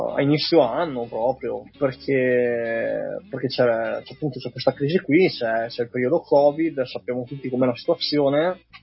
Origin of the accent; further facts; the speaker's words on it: Castellavazzo, Veneto, Italy; also born or lived in Bologna; vengo dai dintorni di Belluno, da Castellavazzo, vicino a Lungarone, e ho frequentato l'ITI qui a Belluno